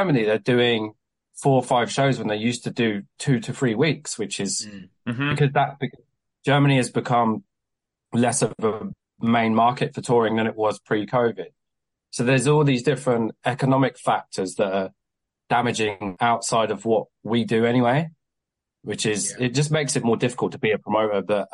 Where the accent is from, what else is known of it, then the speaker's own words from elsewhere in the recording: Kent, South East England, United Kingdom; now in Southampton, United Kingdom; Prior to me being in Southampton, I spent all my time in London because I grew up in Kent